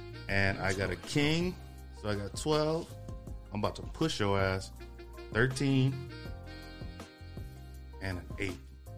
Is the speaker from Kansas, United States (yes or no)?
no; Brazoria County, Texas, United States; born or raised there; moved away